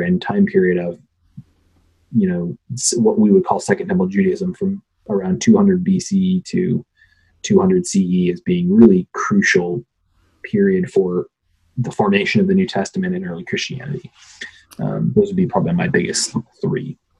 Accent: Phoenix, Arizona, United States; moved away; I grew up out west in Phoenix area, suburbs of Phoenix

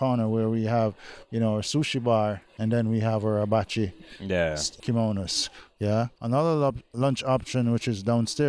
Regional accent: Jamaica; my beautiful country, Jamaica.

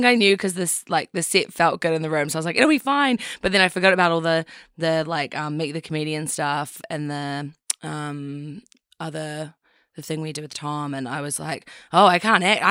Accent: Christchurch, Canterbury, New Zealand; moved back to New Zealand, moved back to Christchurch.

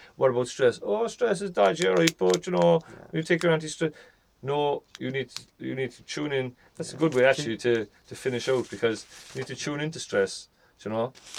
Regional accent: Ireland; I'm from Ireland

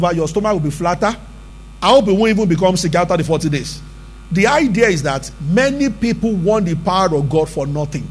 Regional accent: Abeokuta, Ogun State, Nigeria; we grew up together in Abeokuta.

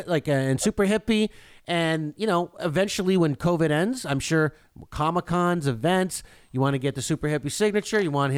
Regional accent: Canada; being a Canadian

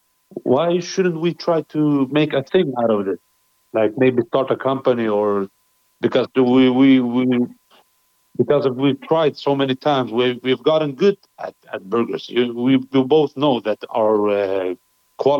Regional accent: Stockholm, Stockholm County, Sweden; We grew up together here in Stockholm, Sweden.

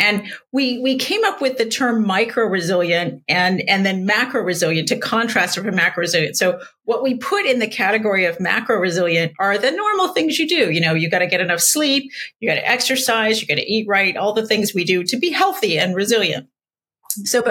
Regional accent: San Diego, California, United States; I grew up in San Diego

